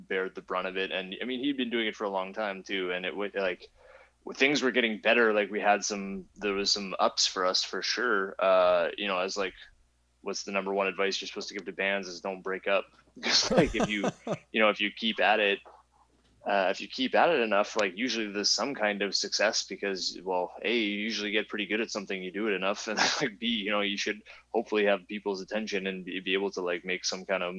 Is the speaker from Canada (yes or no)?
yes; Canada; we're from Canada